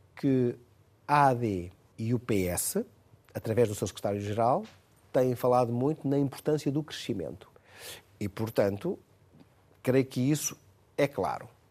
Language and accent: Portuguese; Torres Vedras, Lisbon, Portugal; É da minha terra, Torres Vedras, Caldas e Penis, da minha zona